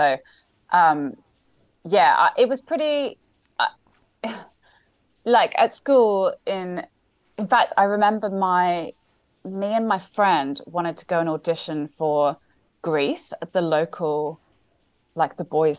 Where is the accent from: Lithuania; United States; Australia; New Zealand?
Australia; Sydney, New South Wales; I am Australian. I grew up in Sydney. My dad is Australian, my mum's British, so I grew up in Sydney, went to school there, considered myself Australian. Just I lost my accent.